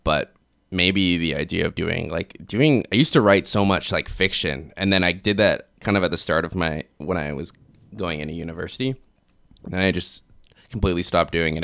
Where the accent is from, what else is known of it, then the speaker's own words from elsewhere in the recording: Kelowna, British Columbia, Canada; moved away as an adult; I grew up in Kelowna